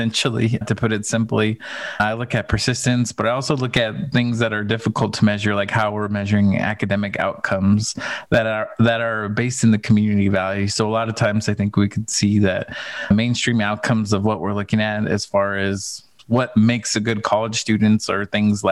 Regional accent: Phoenix, Arizona, United States; Born and raised in Phoenix, Arizona.

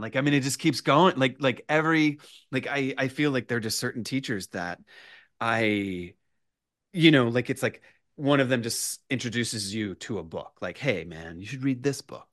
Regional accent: Richmond, Virginia, United States; moved away as an adult; also born or lived in Roanoke, Virginia; now in New York, United States; I was raised in Richmond, Virginia

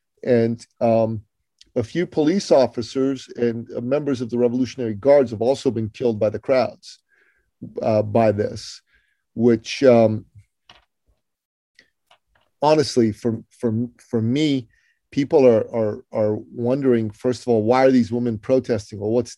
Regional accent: Iran; moved away; in my home country of Iran

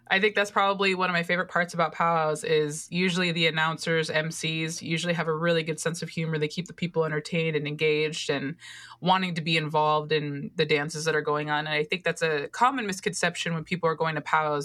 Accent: Oregon, United States; That's my home state

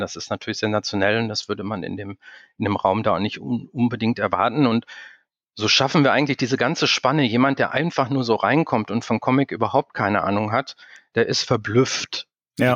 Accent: Dortmund, North Rhine-Westphalia, Germany; also born or lived in Berlin; dass ich gebürtiger Dortmunder bin, dass ich, äh, dreißig Jahre lang in Dortmund gelebt habe

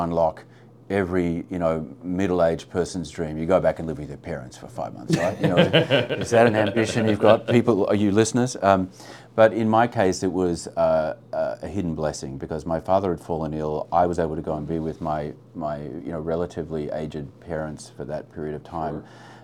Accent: Australia; as an Australian

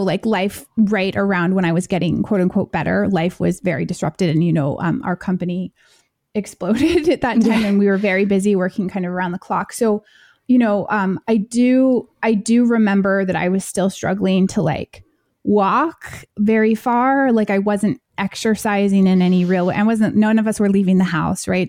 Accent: United States; I am American

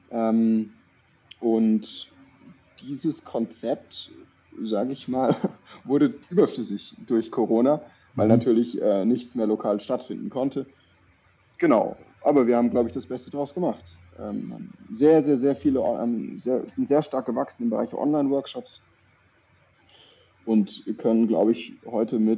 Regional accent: Baden-Württemberg, Germany; ich komme aus der Nähe von Würzburg. {S0} Okay. {S1} Ähm, Badisch-Sibirien, also bei Tauberbischofsheim ist es äh, badische Seite, aber ja, wir haben so ein paar Wörter oder so ein paar Anlehnungen auch ans Fränkische oder ans Bayerische.

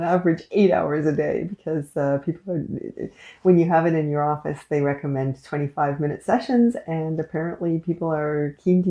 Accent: Canada; I am unapologetically Canadian

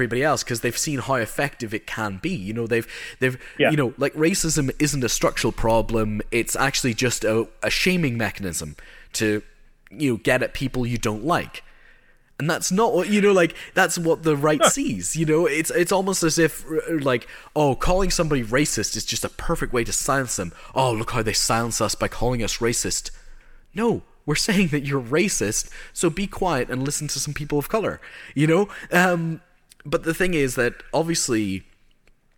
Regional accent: Northern Ireland, United Kingdom; I grew up in Northern Ireland

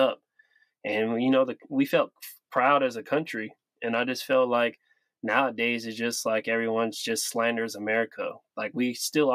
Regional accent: Sacramento, California, United States; I'm from Sacramento

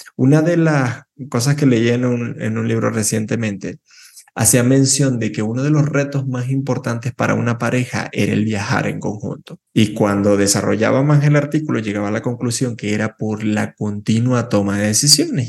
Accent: Venezuela; moved away; nací en Venezuela

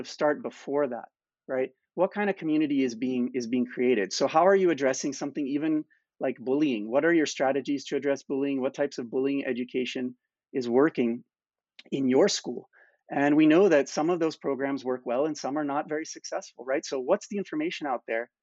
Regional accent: United States; now in Canada; I'm from the United States

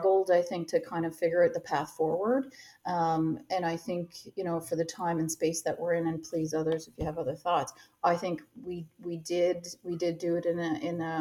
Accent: Canada

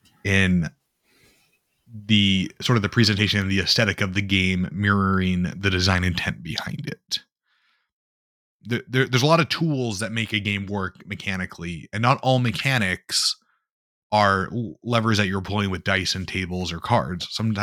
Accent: Midwest, United States; because I'm from the Midwest where we speak bison.

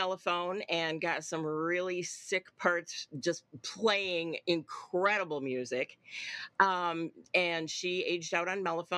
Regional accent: Paw Paw, Michigan, United States; I grew up in Pawpaw, Michigan

